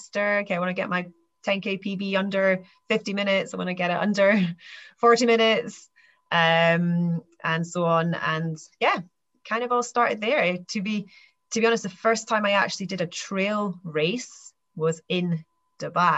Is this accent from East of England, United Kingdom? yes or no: no; Aberdeenshire, Scotland, United Kingdom; I grew up here in Aberdeenshire and grew up on a farm